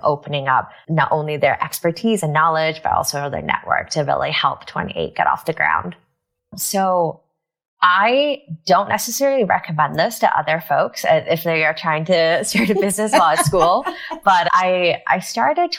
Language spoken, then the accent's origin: English; Vancouver, British Columbia, Canada; moved away as an adult; also born or lived in Taiwan / Kingston, Ontario / Toronto, Canada / New York, United States; now in United States; grew up in Vancouver, British Columbia.